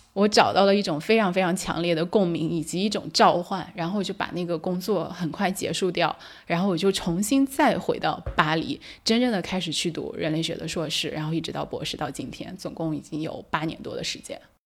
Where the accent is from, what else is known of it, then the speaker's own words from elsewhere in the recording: China; moved away as an adult; now in France; 我是一个中国人嘛，我在中国成长到二十岁